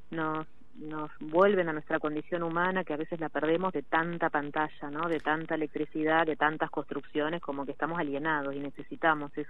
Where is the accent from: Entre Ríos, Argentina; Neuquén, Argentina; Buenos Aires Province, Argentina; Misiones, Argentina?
Buenos Aires Province, Argentina; Mar del Plata; No, soy de acá, de Mar Plata, conozco todo.